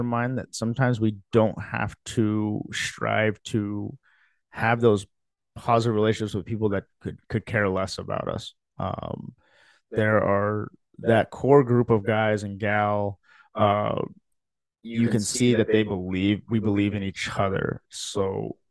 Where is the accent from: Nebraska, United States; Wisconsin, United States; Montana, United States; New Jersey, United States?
Nebraska, United States; Lincoln; also born or lived in Philippines / Fremont, Nebraska; we moved here to the United States when I was 2 years old, to Fremont, Nebraska. And then my dad's jobs changed, and then we moved here to Lincoln and been here ever since